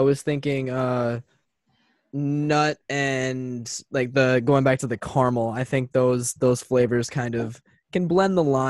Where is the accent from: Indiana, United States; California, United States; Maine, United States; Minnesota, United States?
Minnesota, United States; Osseo; I actually grew up in Oriole